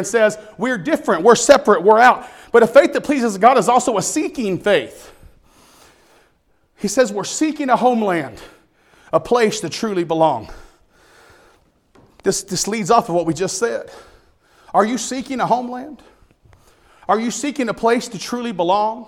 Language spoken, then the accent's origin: English; United States; I'm an American. And I'm proud to be an American